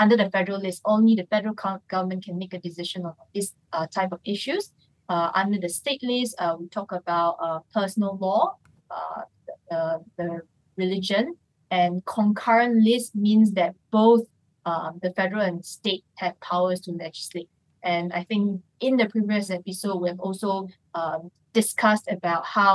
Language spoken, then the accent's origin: English; Johor, Malaysia; I'm from Johor